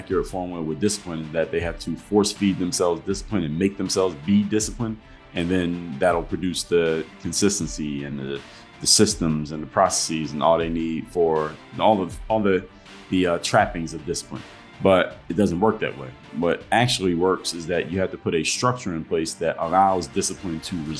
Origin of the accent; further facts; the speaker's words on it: Philadelphia, Pennsylvania, United States; moved away as an adult; now in Miami, United States; I grew up in Philadelphia, Pennsylvania, born and raised. So I moved to Miami as an adult.